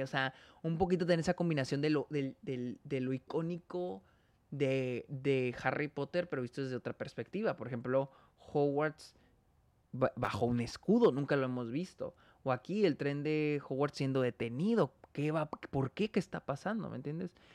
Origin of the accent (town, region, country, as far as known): Mexico